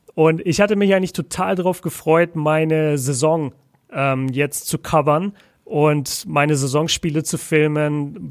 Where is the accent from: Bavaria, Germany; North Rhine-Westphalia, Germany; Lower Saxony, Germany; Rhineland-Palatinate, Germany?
Bavaria, Germany; Nuremberg; moved away as an adult; also born or lived in Ruhr area; now in Bochum, Germany; bei uns in Nürnberg sagt halt jeder: Ich hole mir jetzt einen Leberkäse-Weckler